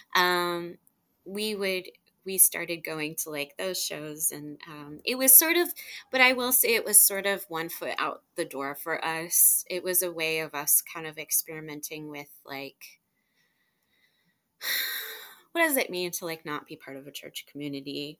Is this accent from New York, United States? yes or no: no; Houston, Texas, United States; also born or lived in Ashtabula, Ohio; we grew up in Kingwood, in suburb of Houston